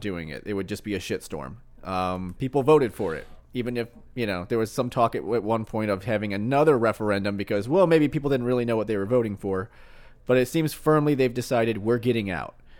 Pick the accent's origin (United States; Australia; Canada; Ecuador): United States; Missouri; I was born in Missouri